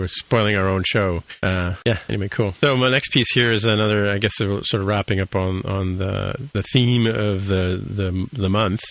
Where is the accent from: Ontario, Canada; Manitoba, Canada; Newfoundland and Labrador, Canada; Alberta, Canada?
Ontario, Canada; Toronto; I grew up in Etobicoke